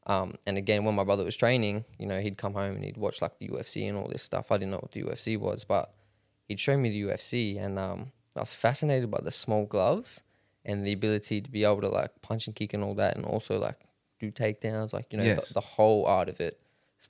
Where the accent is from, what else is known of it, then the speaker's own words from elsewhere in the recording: Rockhampton, Queensland, Australia; Yeah, born and raised here in Rocky.